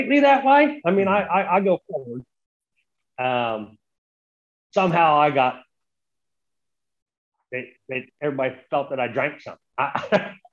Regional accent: Santa Cruz, California, United States; we did a big show in Santa Cruz, my hometown.

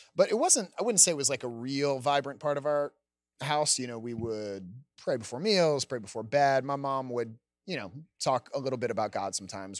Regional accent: Gaithersburg, Maryland, United States; I'm from Gaithersburg, Maryland. It's in Montgomery County, just out, about a half hour outside Washington, D C. I grew up with, uh, My parents, two older brothers

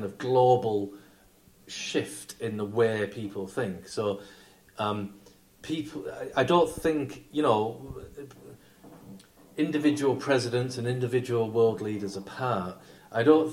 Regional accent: Barrow-in-Furness, North West England, United Kingdom; I come from Barrow and Furness, which builds nuclear submarines, so... Mm. It was even more relevant to us because we, as kids, we were always taught that we were actually one of the places that would be targeted

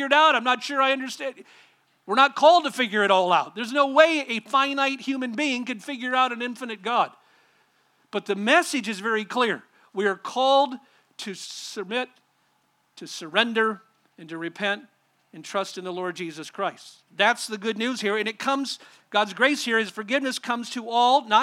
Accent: Southern California, United States; I grew up in a church and in a denomination out in Southern California

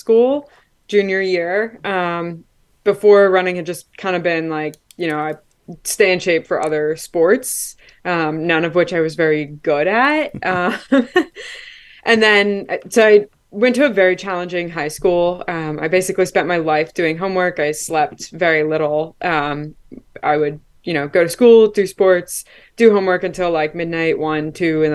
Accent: New Hope, Pennsylvania, United States; I am from New Hope, Pennsylvania, which is about an hour north of Philadelphia

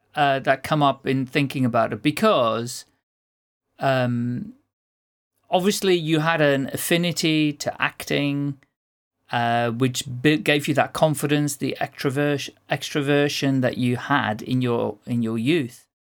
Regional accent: Netherlands; now in United Kingdom; Well, I'm not a Brit, I'm a Dutchman, but I've lived here so long

